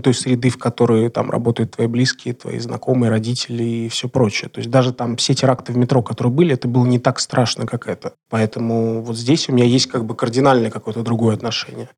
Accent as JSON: {"language": "Russian", "region": "Moscow", "country": "Russia", "said": "я москвич"}